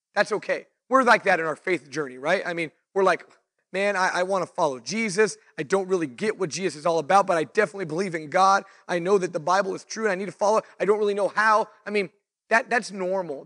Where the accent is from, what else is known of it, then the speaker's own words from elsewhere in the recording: Fresno, California, United States; also born or lived in Clovis, California; now in Visalia, United States; I grew up in, I was born in Fresno. Um, we lived in Clovis for a later part of my childhood. Moved to Visalia in like two thousand and one